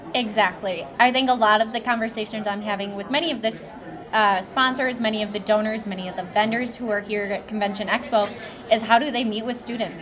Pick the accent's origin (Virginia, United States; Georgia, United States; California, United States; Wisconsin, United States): Wisconsin, United States; Delavan; I was born and bred in Delavan, Darien.